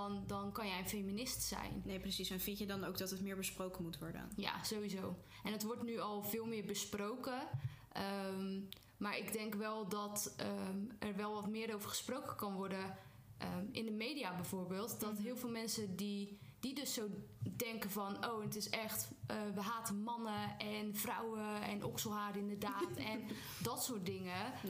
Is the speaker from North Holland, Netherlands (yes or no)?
no; Zeeland, Netherlands; En ik ben Zeeuws en ik ben een hele trotse Zeeuw.